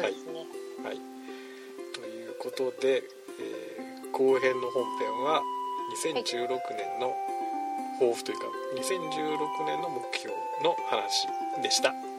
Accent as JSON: {"language": "Japanese", "town": "Izumo", "region": "Shimane", "country": "Japan", "tie": "born or raised there", "moved": "yes", "said": "出雲出身"}